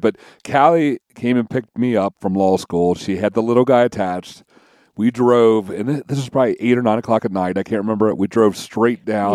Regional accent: Kentucky, United States; I'm from Kentucky

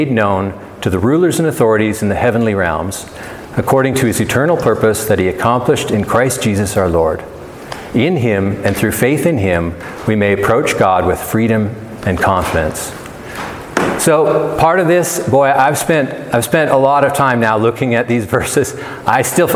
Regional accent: United States; also born or lived in Canada (half Canadian); now in Big Sky, United States; We're Americans

